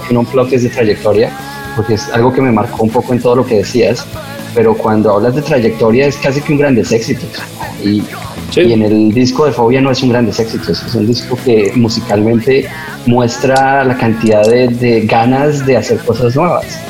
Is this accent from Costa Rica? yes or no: no; Colombia; así lo llamamos los colombianos